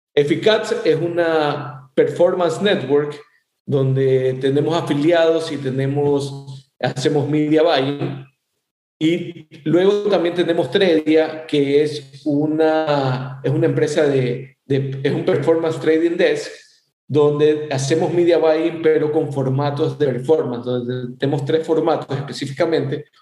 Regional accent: Ecuador; now in Miami, United States; soy ecuatoriano

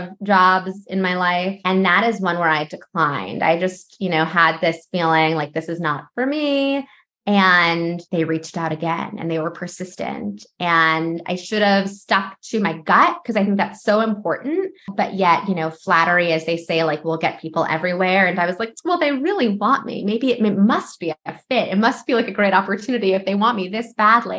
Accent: New York, United States; also born or lived in Los Angeles; I'm from New York

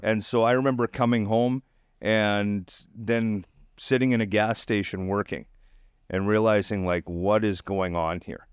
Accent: Dinsmore, Saskatchewan, Canada; now in Tulsa, United States; my hometown in Dinsmore

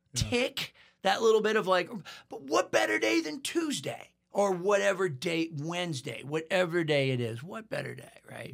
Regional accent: Portland, Maine, United States; also born or lived in Nashville; now in New Orleans, United States; born and raised in Portland, Maine

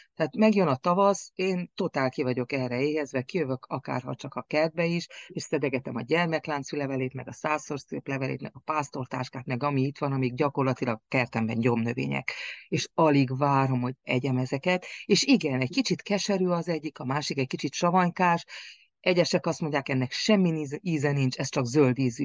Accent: Cârța, Harghita County, Romania; falunk, Karcfalván, ahol születtem

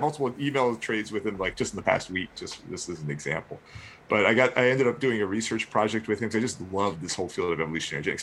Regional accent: southeastern Virginia, United States; also born or lived in Chicago; now in North Carolina, United States; I grew up actually very close to Vienna in southeastern Virginia.

